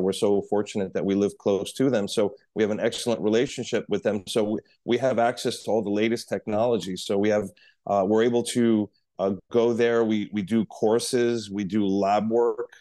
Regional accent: New York City, New York, United States; moved away as an adult; now in Miami, United States; I'm a New Yorker, born and raised in New York City, uh, moved to Miami about twenty years ago

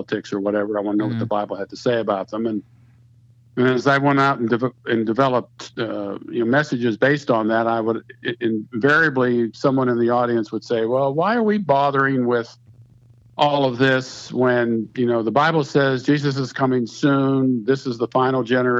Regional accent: Pittsburgh, Pennsylvania, United States; moved away as an adult; now in Marietta, United States; I grew up in Pittsburgh, Pennsylvania

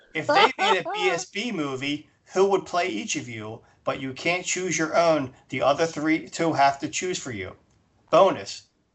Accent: East Coast, United States; Since I am from the East Coast, I believe the … are responsible.

